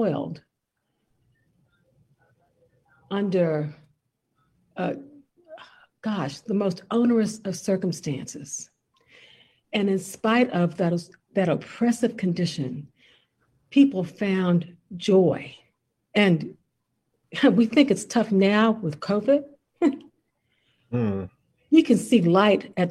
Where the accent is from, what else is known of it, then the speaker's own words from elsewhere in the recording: Washington, District of Columbia, United States; I grew up in Washington, D.C.